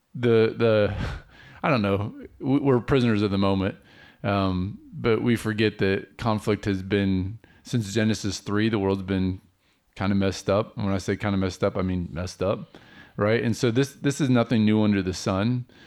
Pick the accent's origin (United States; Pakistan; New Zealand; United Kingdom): United States; as an American Christian